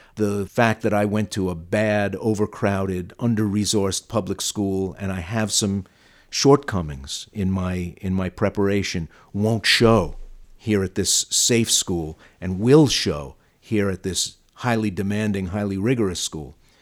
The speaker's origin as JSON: {"language": "English", "town": "New York City", "region": "New York", "country": "United States", "accent": "Brooklyn", "said": "my Brooklyn accent"}